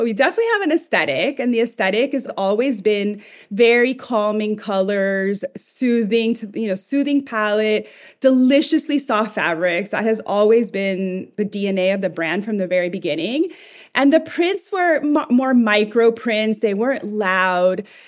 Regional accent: El Salvador; moved away; I'm from El Salvador originally. And in my family, we really cared about what we looked like at home

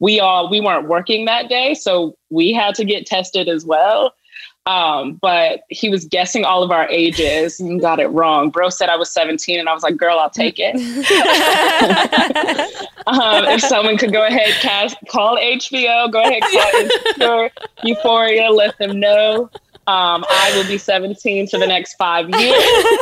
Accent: Richmond, Virginia, United States; I'm from Virginia, so I grew up in the heart of the Confederacy and went to school like in Richmond, Virginia, the capital of the Confederacy.

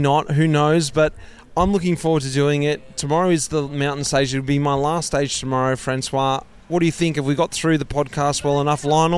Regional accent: Australia; moved away as an adult; I came from Australia. I didn't have any experience of the European world.

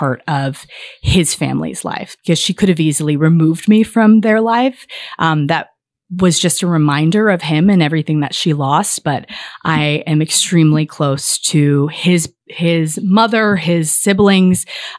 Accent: Fairbanks, Alaska, United States; born there; I was born in Fairbanks, Alaska.

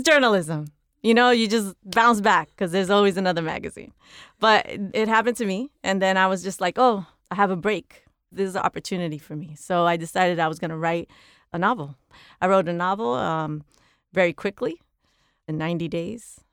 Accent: New York City, New York, United States; moved away as an adult; now in Los Angeles, United States; I grew up in the Bronx and because I grew up in the housing projects

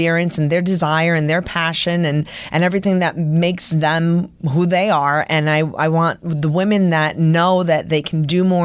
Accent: New York City, New York, United States; moved away as an adult; now in Los Angeles, United States; I've been born and raised in New York

